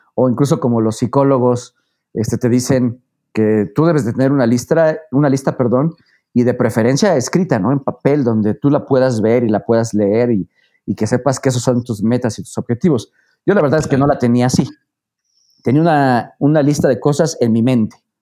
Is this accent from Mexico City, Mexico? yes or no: no; Puebla, Mexico; yo soy poblano, nací en Puebla, eh, prácticamente he vivido aquí toda mi vida